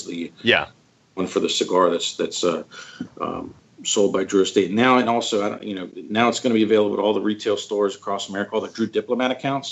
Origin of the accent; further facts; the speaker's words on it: United States; as an American